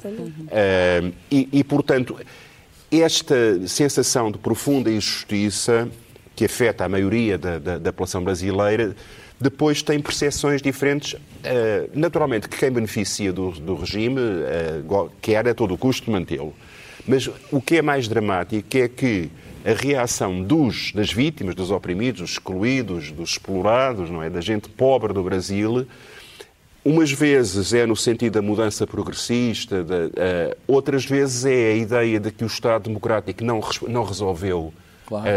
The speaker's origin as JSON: {"language": "Portuguese", "country": "Portugal", "said": "eu sou de Portugal"}